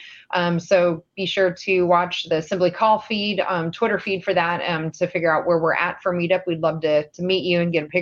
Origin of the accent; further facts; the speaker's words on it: Huntingburg, Indiana, United States; now in Des Moines, United States; 231 went through my hometown in Huntingburg